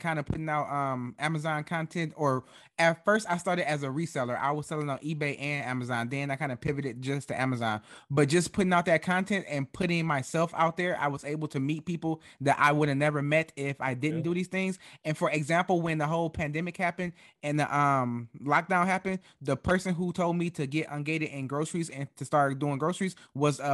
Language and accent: English; United States; I am American